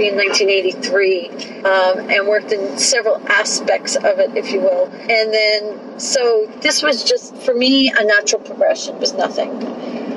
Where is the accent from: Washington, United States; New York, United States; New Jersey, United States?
New York, United States; New York City; accent: New York; moved away as an adult; also born or lived in Hawaii; now in Santa Monica, United States; I grew up in New York City